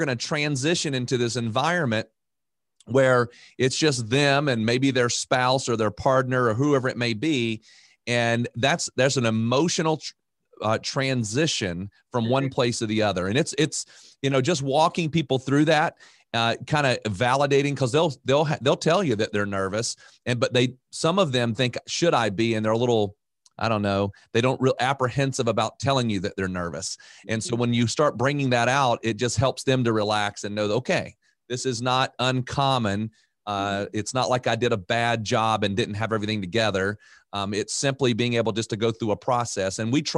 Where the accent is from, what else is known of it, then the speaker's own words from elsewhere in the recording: Raleigh, North Carolina, United States; Well, I'm from Raleigh, which is a pretty popular area because we have some pretty famous schools like UNC, Duke, and NC State